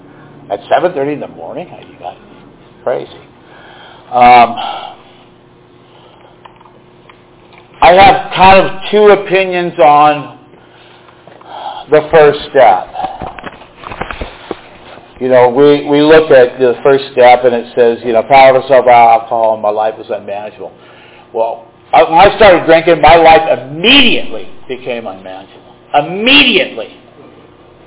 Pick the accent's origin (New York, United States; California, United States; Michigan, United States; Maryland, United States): California, United States; Marin County; I grew up in Marin County